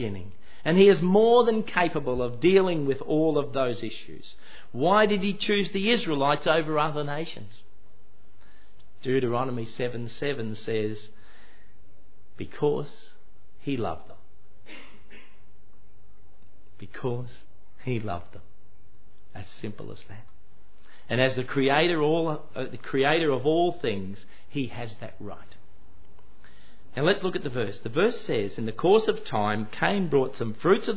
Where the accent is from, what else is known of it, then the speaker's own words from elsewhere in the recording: Queensland, Australia; I was born in Queensland